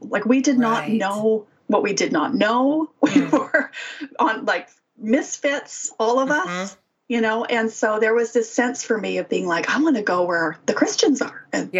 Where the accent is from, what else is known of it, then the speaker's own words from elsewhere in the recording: Saskatchewan, Canada; also born or lived in Winnipeg / Calgary; I mean, I grew up in Saskatchewan and we moved to Winnipeg. And then by then we were living in Calgary.